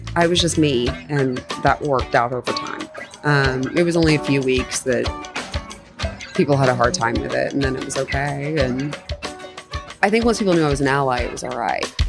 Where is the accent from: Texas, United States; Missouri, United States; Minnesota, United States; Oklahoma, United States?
Oklahoma, United States; growing up in Oklahoma